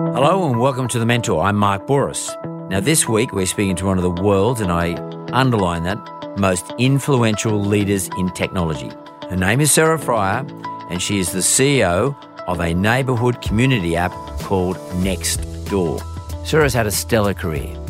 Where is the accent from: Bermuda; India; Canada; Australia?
Australia; Sydney, New South Wales; I grew up here in Sydney